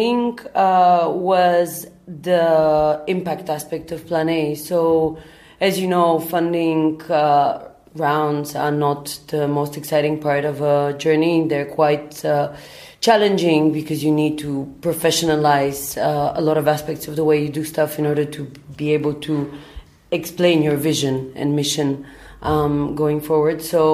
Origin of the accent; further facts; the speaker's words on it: Bulgaria; also born or lived in London, United Kingdom; now in Berlin, Germany; I'm originally from Bulgaria